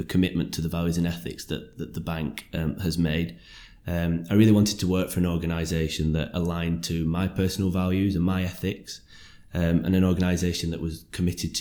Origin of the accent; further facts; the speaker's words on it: Lancashire, North West England, United Kingdom; also born or lived in West Yorkshire; I'm from Lancashire originally, and I studied in West Yorkshire.